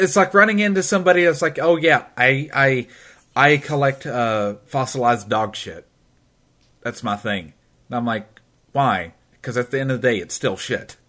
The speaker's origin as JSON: {"language": "English", "region": "Tennessee", "country": "United States", "said": "I'm from Tennessee"}